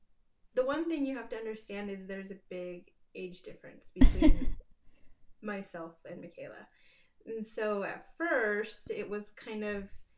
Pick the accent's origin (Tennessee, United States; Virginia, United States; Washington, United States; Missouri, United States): Washington, United States; eastern Washington State, United States; also born or lived in Mexico; now in Utah, United States; I'm currently based in Utah. I'm originally from Mexico, but I grew up in Washington State on the eastern side, and I'm a mother of two